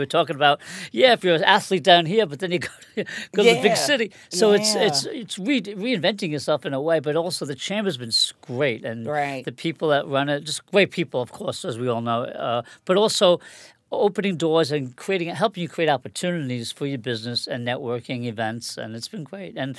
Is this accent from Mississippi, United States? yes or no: no; Long Island, New York, United States; also born or lived in Catskills, New York; now in Fort Lee, United States; I grew up in Long Island